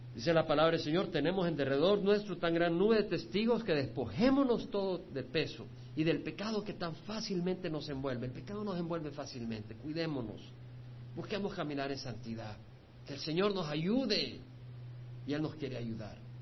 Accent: El Salvador; moved away; yo no soy mexicano, no soy cubano, nací en El Salvador

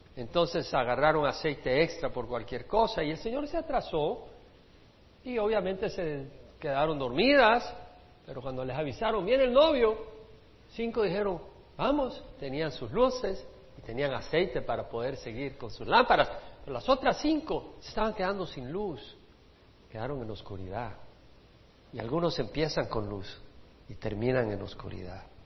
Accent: El Salvador; como decimos en El Salvador

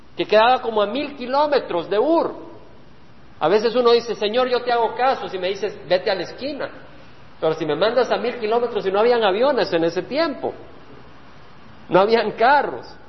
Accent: El Salvador; moved away; Cuando yo dejé El Salvador, y vine a esta tierra, El Salvador era mi tierra

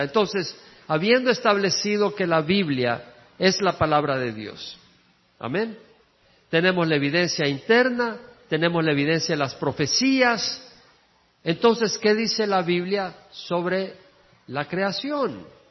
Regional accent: El Salvador; moved away as an adult; also born or lived in Georgia, United States; cuando salí del El Salvador, llegué a Georgia

